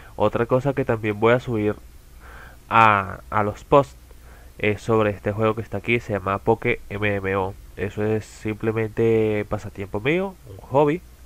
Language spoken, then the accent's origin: Spanish; Caracas, Capital District, Venezuela; soy de Venezuela, en las afueras de Caracas, más precisamente